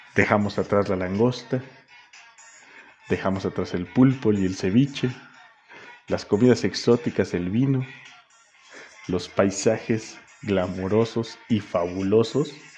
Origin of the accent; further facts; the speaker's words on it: Toluca, State of Mexico, Mexico; mi tierra, a mi Toluquita amado